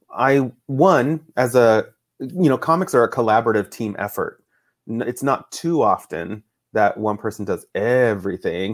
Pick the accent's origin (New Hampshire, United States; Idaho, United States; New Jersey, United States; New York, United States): Idaho, United States; Boise; also born or lived in Fort Ord, California; I grew up mostly in Idaho, my dad is from Idaho